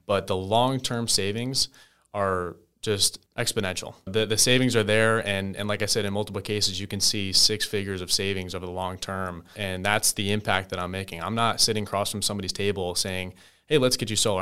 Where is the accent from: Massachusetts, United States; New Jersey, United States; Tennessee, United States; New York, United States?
New Jersey, United States; moved away as an adult; now in Tampa, United States; I'm from New Jersey originally